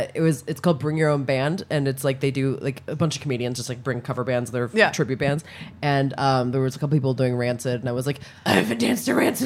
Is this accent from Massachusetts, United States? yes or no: no; Maryland, United States; I'm from Maryland.